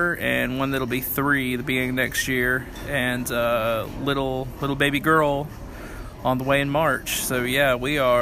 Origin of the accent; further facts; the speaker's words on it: Upstate South Carolina, United States; I born and raised in South Carolina. Lived in the upstate all of my life